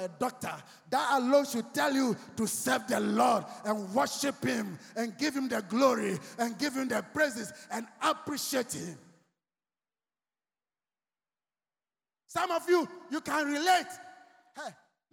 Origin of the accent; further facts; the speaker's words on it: Accra, Greater Accra, Ghana; I was walking from Laboni to Osu home as young as I was